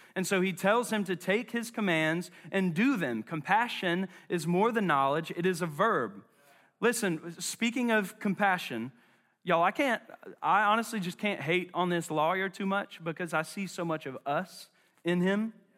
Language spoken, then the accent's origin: English; Charlotte, North Carolina, United States; I'm from West Charlotte